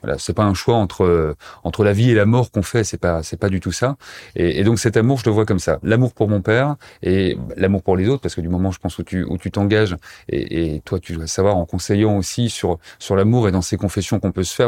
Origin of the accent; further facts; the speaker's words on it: Montbéliard, Bourgogne-Franche-Comté, France; moved away as an adult; now in Pantin, France; Je suis originaire euh, de Montbéliard, dans l'est de la France. Je sais pas si tu connais, mais voilà, c'est près de près de Besançon, près de Belfort. J'y ai passé euh, jusqu'à ma majorité